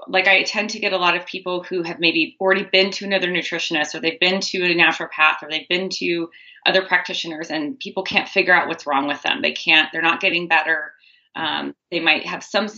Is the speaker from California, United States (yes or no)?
no; near Bastyr University, Washington, United States; I grew up near Bastyr University.